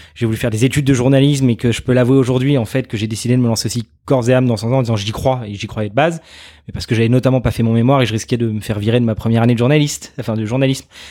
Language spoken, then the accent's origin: French; Arnouville-lès-Mantes, Île-de-France, France; also born or lived in Saint-Germain-en-Laye; j'ai grandi pendant 18 ans à Arnouville-les-Mantes euh, chez mes parents